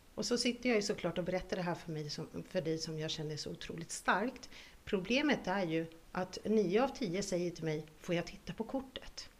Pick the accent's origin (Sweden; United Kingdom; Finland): Finland; moved away; I Finland, där jag kommer ifrån